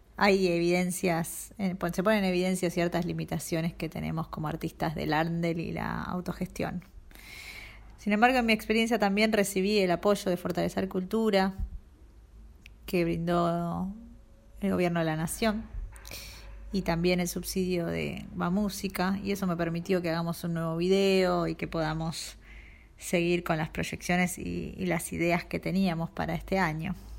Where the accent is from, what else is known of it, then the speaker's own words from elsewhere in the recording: Buenos Aires, Argentina; soy música de Buenos Aires